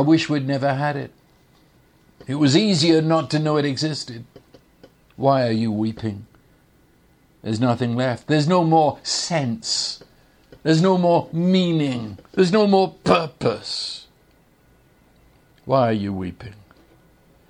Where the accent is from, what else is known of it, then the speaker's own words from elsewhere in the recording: England, United Kingdom; moved away; when I was growing up in England